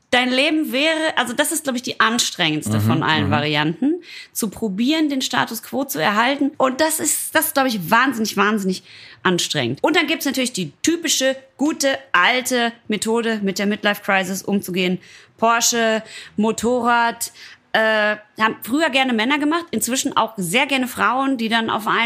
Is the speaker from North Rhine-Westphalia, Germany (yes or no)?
yes; Ruhr area, North Rhine-Westphalia, Germany; ich komme ja aus dem Ruhrpott